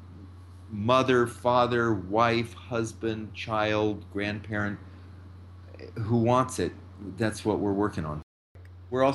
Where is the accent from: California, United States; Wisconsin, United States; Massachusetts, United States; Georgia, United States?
California, United States; San Francisco; moved away as an adult; also born or lived in Washington, D.C. / Marin County / Detroit; now in New York, United States; I grew up in San Francisco